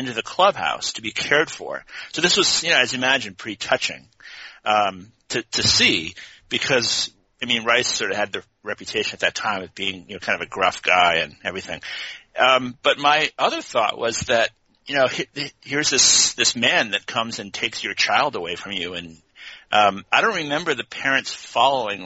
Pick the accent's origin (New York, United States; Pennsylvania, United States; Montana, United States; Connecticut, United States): Connecticut, United States; moved away as an adult; also born or lived in Boston / Oregon; now in Corvallis, United States; I grew up in Connecticut